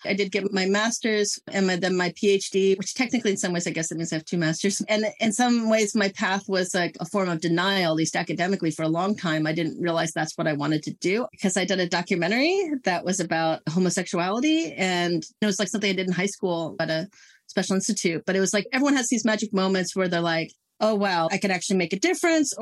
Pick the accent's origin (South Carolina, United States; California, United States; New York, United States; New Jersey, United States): California, United States; Silicon Valley; now in Santa Cruz Mountains, United States; I grew up in the Silicon Valley that very much married me to tech in so many ways